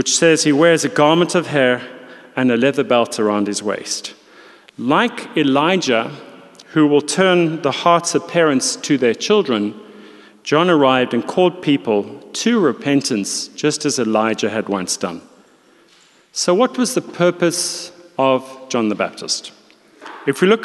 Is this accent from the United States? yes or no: no; South Africa; moved away; also born or lived in London; being a South African